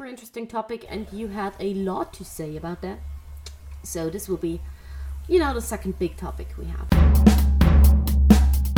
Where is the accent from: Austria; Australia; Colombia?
Austria; I'm Austrian